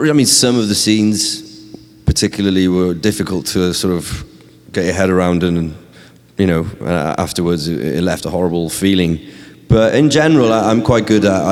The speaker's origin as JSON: {"language": "English", "region": "New York", "country": "United States", "said": "from New York."}